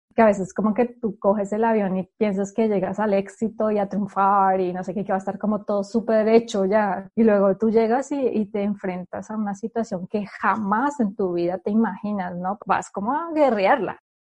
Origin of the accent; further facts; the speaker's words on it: Colombia; moved away as an adult; also born or lived in Spain; now in Germany; yo siendo colombiana